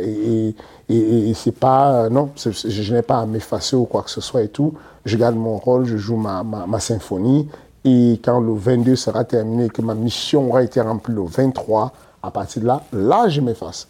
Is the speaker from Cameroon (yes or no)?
yes; Cameroon; nous, les Camerounais